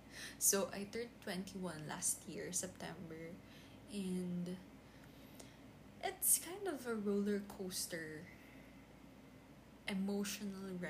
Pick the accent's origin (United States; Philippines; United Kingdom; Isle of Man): Philippines; I'm actually a Filipino. I'm a Filipina. I live in the Philippines and um, I'm 21 years old